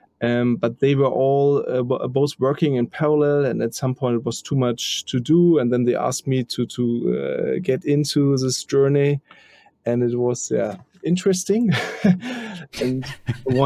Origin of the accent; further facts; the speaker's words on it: Germany; now in Hamburg, Germany; I live in Hamburg and also grow up quite near to Hamburg